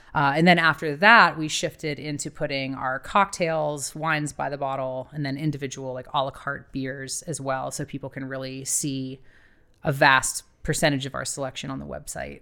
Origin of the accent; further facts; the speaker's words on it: Ohio, United States; moved away as an adult; also born or lived in Miami, Florida / Cadiz, Spain / Australia / New Zealand; I'm from Ohio originally